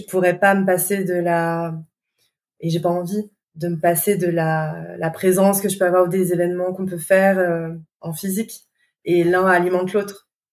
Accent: Lyon, Auvergne-Rhône-Alpes, France; nous en tant que Lyonnais

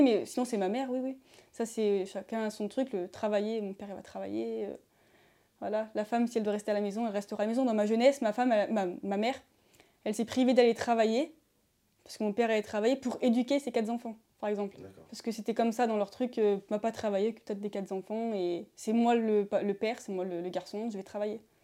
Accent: Beaucroissant, Auvergne-Rhône-Alpes, France; je suis euh, de Beaucroissant, en Isère

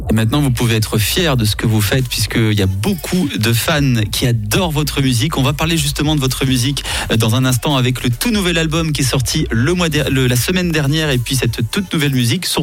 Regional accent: Biel/Bienne, Bern, Switzerland; Exactement, c'était à Bienne. Oui. Et une ville bilingue

